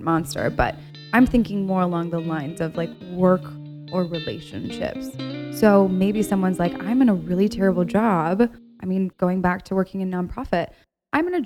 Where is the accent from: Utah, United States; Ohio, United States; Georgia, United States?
Ohio, United States; I'm from Ohio, and from Ohio, there's this mentality